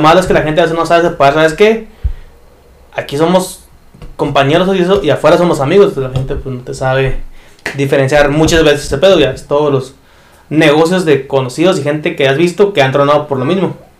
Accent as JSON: {"language": "Spanish", "country": "Mexico", "said": "yo soy mexicano"}